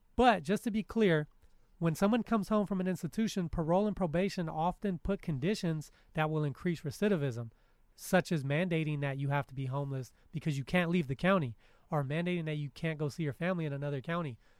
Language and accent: English; California, United States; as a Californian and a child